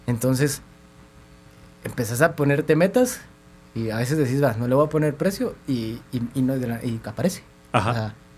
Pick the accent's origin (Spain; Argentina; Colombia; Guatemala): Guatemala; Sí, somos de Guatemala